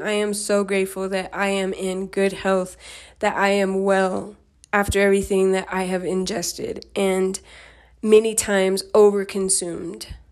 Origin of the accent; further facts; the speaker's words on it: Denver, Colorado, United States; I grew up in Denver, Colorado